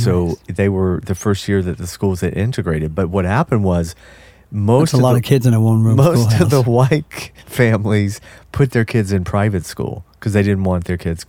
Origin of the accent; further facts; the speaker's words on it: the South, United States; I grew up in the South